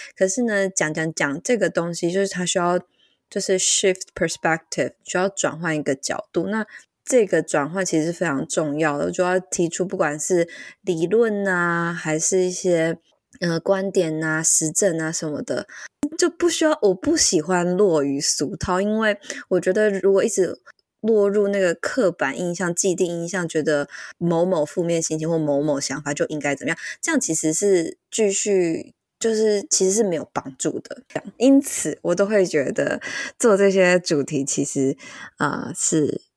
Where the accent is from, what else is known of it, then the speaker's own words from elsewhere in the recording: central Taiwan, Taiwan; also born or lived in Tainan; 我就是搬离了台南这样子，回到中部。对，就是我，因为我是中部人这样